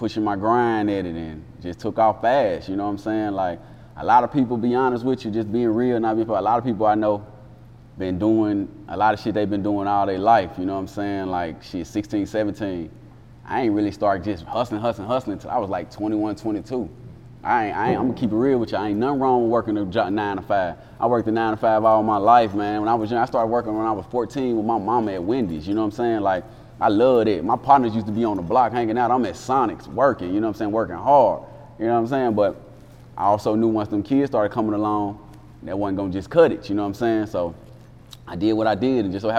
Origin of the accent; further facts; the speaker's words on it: Jackson, Tennessee, United States; also born or lived in Ohio; I'm originally from Ohio, but growing up in Jackson, Tennessee